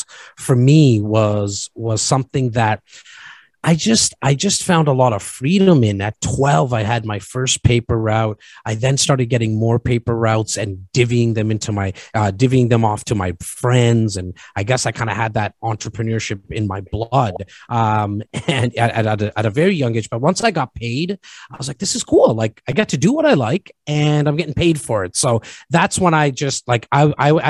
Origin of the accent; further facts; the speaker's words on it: Toronto, Ontario, Canada; born and raised in Rexdale, which is just on the northern part of Toronto.